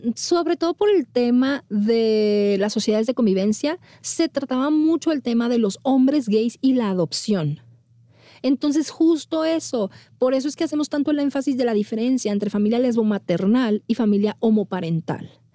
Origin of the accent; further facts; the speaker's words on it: Monterrey, Nuevo León, Mexico; moved away as an adult; now in Mexico City, Mexico; como niña bien de Monterrey